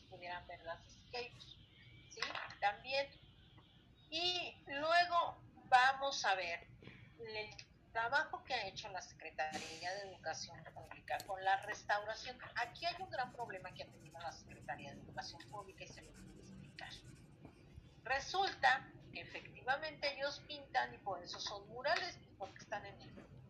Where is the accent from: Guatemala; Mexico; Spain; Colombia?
Mexico; la historia que hemos tenido como mexicanos